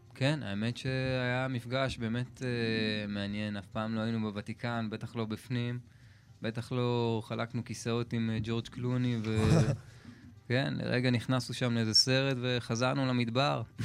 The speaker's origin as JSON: {"language": "Hebrew", "country": "Israel", "said": "אנחנו מישראל"}